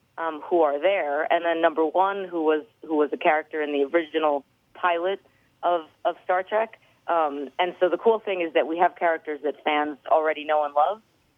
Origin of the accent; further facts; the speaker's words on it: New York, United States; New York.